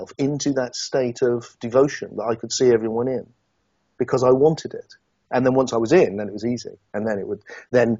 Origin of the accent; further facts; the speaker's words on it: Yeovil, South West England, United Kingdom; a kid from Yeovil in Somerset.